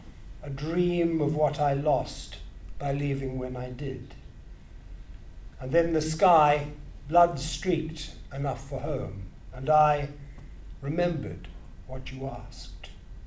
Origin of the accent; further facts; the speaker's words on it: Grahamstown, Eastern Cape, South Africa; The town I talk about is my hometown, I suppose, Grahamstown.